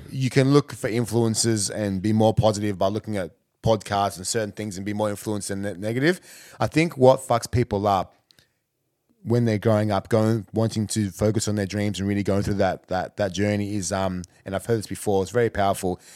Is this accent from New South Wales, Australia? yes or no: no; Canberra, Australian Capital Territory, Australia; moved away as an adult; also born or lived in Ghana; now in Melbourne, Australia; I'm from Canberra